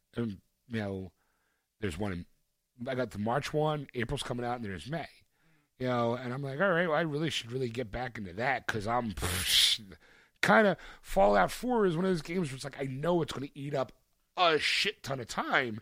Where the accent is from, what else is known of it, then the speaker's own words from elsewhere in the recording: Philadelphia, Pennsylvania, United States; my hometown